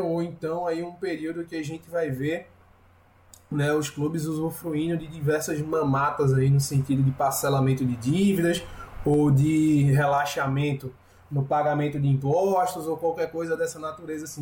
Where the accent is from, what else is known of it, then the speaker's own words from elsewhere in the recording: Recife, Pernambuco, Brazil; eu sou de Recife